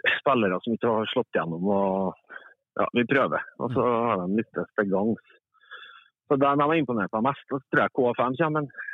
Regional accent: Trøndelag, Norway; jeg er trønder

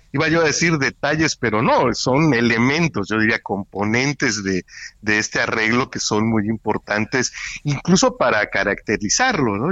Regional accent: Coatzacoalcos, Veracruz, Mexico; aquí en, en, Coatzacoalcos, playas llenas, en fin. es así, como lo recuerdo desde niño

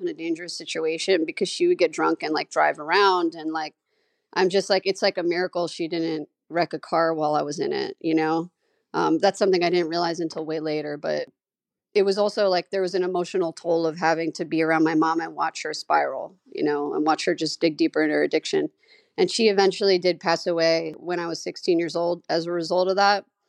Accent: New York City, New York, United States; I grew up in Staten Island, New York, famous for the … and the dump

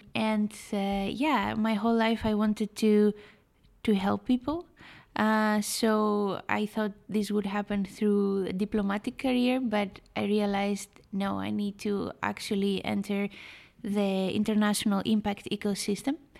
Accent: Greece; I was born and raised in Greece

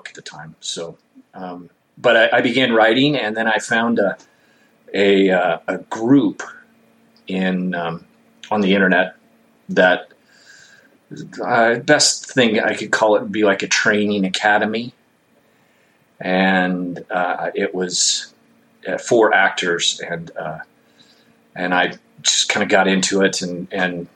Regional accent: Bakersfield, California, United States; also born or lived in Lake Isabella, California; I grew up in Bakersfield, California

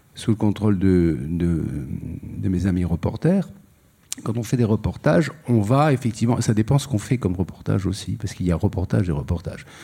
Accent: Algiers, Algiers Province, Algeria; je suis né à Alger et mon père et mon grand-père ont été assassinés le même jour

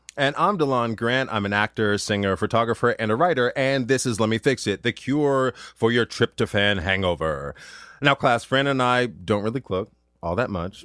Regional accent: Duluth, Minnesota, United States; moved away as an adult; also born or lived in Ann Arbor, Michigan; my hometown, Duluth, Minnesota

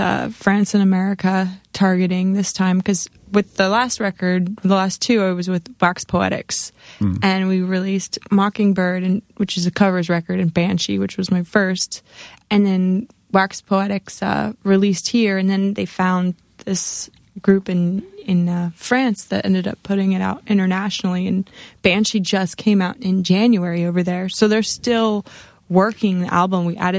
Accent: St. Petersburg, Florida, United States; also born or lived in Lodi, California; I'm from Florida. Whereabouts? St. Petersburg.

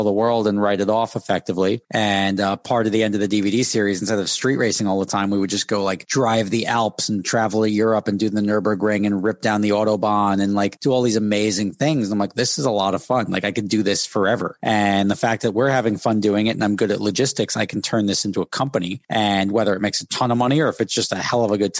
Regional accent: Dumont, New Jersey, United States; also born or lived in Hackensack, New Jersey; I was born in Hackensack Hospital, grew up in Dumont, New Jersey

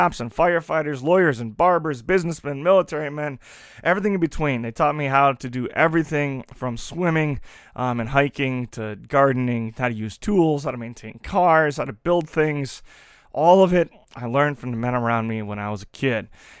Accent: La Crosse, Wisconsin, United States; Growing up in La Crosse, I had two parents who loved each other and were in love with Jesus.

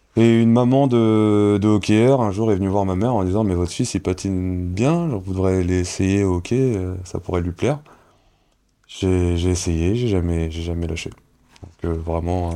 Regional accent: Cergy, Île-de-France, France; now in Angers, France; c'est Sergi c'est, le sang comme on dit hein, c'est hmm. c'est, la... c'est, c'est chez moi c'est là où j'ai grandi

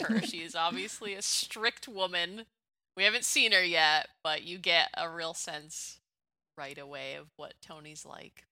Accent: Canada; I'm from Canada.

